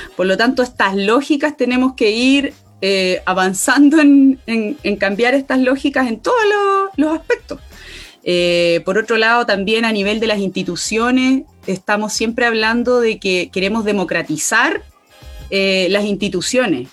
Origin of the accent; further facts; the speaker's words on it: Catemu, Valparaíso, Chile; Soy de Catemu, Valle de la Concagua, quinta región interior